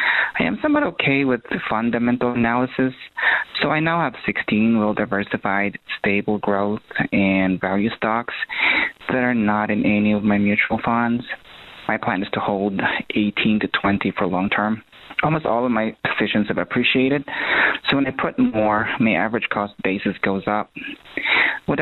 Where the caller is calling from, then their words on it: Ohio, United States; I'm calling from Ohio.